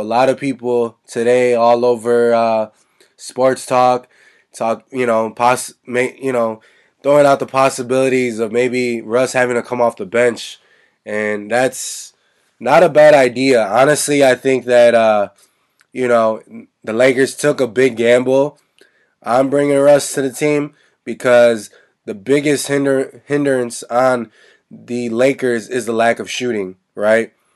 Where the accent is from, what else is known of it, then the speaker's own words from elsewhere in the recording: Chicago, Illinois, United States; my hometown team, the Chicago Bulls